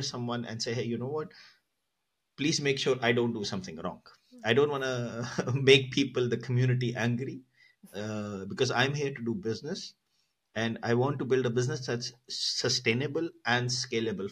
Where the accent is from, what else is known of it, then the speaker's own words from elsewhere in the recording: Pakistan; I come from Pakistan